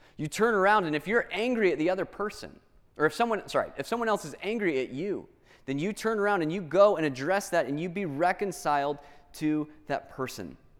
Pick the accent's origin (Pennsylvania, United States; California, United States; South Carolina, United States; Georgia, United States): Georgia, United States; Atlanta; I grew up in Atlanta